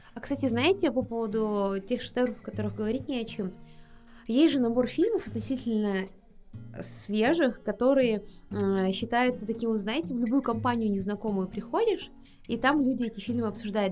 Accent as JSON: {"language": "Russian", "region": "Buryatia", "country": "Russia", "said": "я из Бурятии, и там как бы понятие семьи тоже э, не пустой звук."}